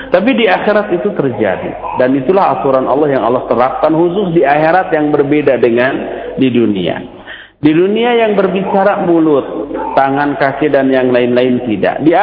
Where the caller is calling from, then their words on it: Bekasi, West Java, Indonesia; dari Bekasi.